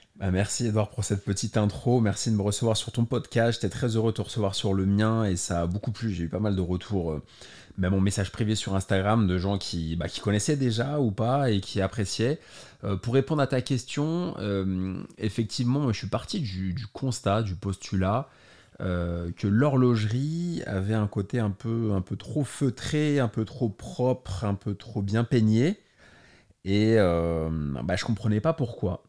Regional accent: Paris, Île-de-France, France; je suis né à Paris en 86

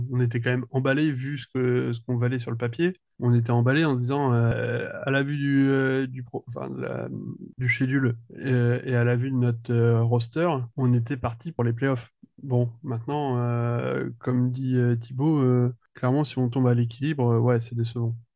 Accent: France; accent: French; C'est mon petit accent français.

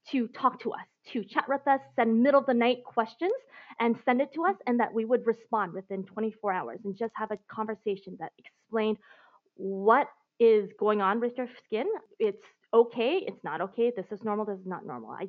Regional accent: Seattle, Washington, United States; moved away as an adult; also born or lived in Beijing / Hong Kong / Taiwan / Singapore; I've been abroad for the last 15 years and I recently just moved back to the US. So before that, after growing up in Seattle, um, going to school there, going to college there, I moved to Asia. So I've been uh, living in Beijing, Hong Kong, Taiwan, and Singapore

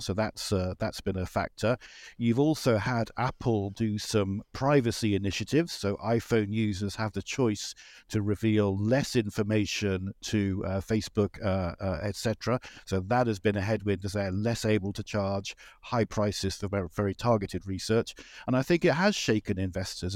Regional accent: United Kingdom; I'm a British person

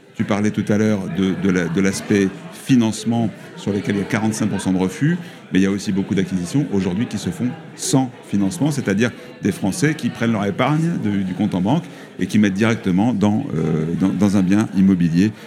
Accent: Toulouse, Occitania, France; je suis de Toulouse, euh, de, de la Haute-Garonne

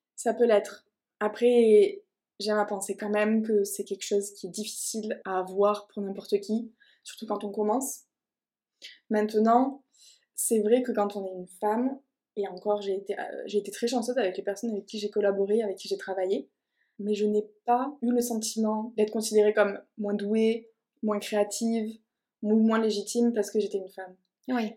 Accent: Toulouse, Occitania, France; je suis originaire de Toulouse

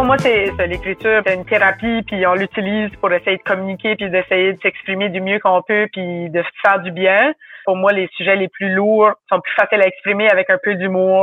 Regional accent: New Brunswick, Canada; accent: Chiac (Acadian); Je viens du Nouveau-Brunswick. C'est une province à l'est du Québec, au Canada. C'est un accent qui est différent

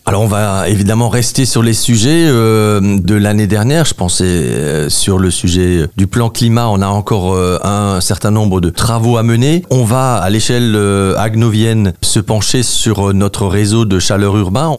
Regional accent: Haguenau, Grand Est, France; chez nous à Agno

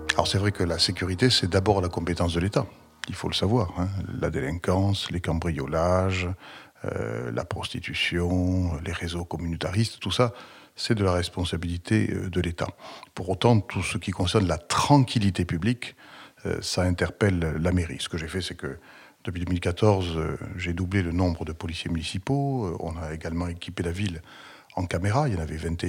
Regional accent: Toulouse, Occitania, France; je suis né euh, à Toulouse le 19 juillet 1960

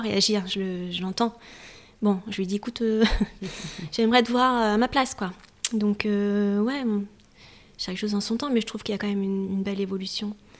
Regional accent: Paris region, Île-de-France, France; moved away as an adult; now in Normandy, France; Je suis née en région parisienne, j'ai toujours vécu en Ile-de-France et Paris.

